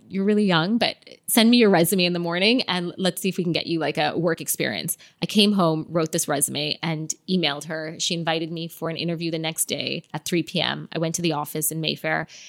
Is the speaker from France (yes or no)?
no; Canada; moved away as an adult; also born or lived in London, United Kingdom; now in Dubai, United Arab Emirates; growing up in Canada because it was such a multicultural environment.